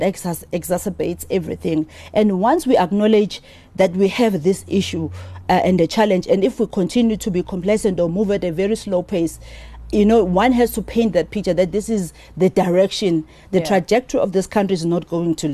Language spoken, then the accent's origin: English; South Africa; as South African